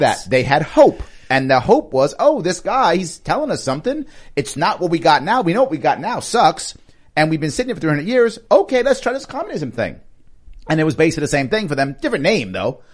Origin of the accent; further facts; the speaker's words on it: New York, United States; I'm a New Yorker.